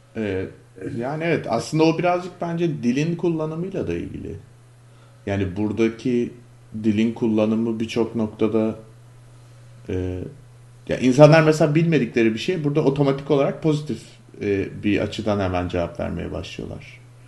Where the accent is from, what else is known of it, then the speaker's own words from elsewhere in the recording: Istanbul, Turkey; moved away as an adult; now in United States; Ben de İstanbulluyum yani officially Müslüman